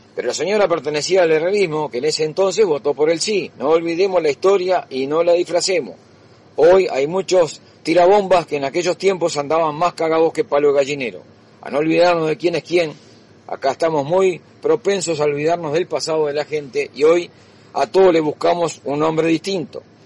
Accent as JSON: {"language": "Spanish", "country": "Uruguay", "said": "estamos al medio de dos países"}